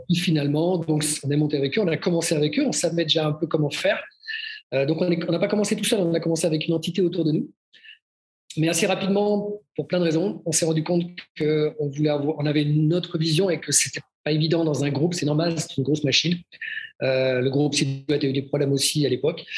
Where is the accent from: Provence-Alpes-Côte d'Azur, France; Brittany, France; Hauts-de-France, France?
Brittany, France; also born or lived in Nantes; now in Switzerland; je suis breton, dans la région de, le, tronc commun, dans la région ouest